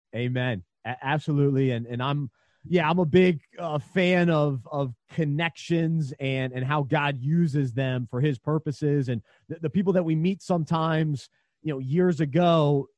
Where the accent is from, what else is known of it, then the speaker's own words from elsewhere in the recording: Charlotte, North Carolina, United States; one of the radio host that I grew up listening to in Charlotte